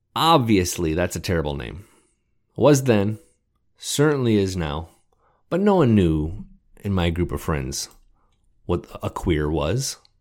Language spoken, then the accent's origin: English; Detroit, Michigan, United States; I grew up in Metro Detroit, middle class